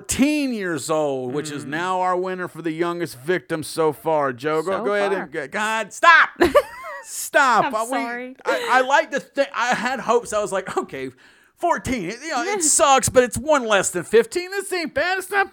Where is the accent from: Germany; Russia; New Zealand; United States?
Russia; accent: Russian; I like being in Europe because my Russian accent kind of covers a lot of them.